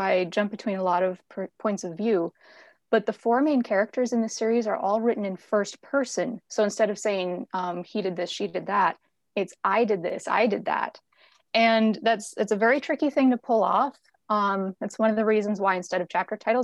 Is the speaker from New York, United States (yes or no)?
no; North Dakota, United States; moved away as an adult; also born or lived in Western Montana; now in Montana, United States; I'm originally from North Dakota, and that's where I was when I started work on this series. I currently live in Western Montana in the Rocky Mountains.